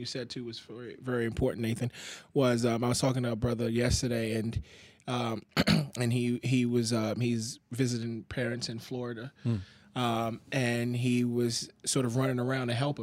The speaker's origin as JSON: {"language": "English", "country": "Nigeria", "tie": "born or raised there", "moved": "yes", "said": "growing up in Nigeria, having gone through a civil war"}